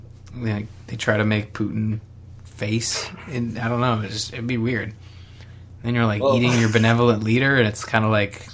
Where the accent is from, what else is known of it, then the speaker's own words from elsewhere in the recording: Canada; as a Canadian